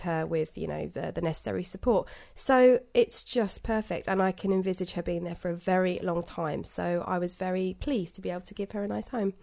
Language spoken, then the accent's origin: English; United Kingdom; We're British